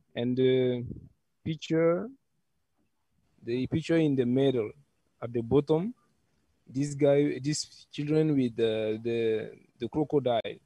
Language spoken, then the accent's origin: English; Burkina Faso; also born or lived in Ouagadougou; I'm from Burkina Faso. I'm living in Ouagadougou.